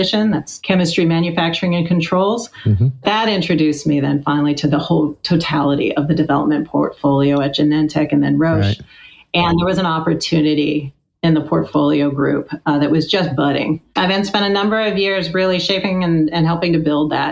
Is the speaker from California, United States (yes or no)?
yes; Sacramento, California, United States; I grew up in Sacramento, California, out here in California in the suburbs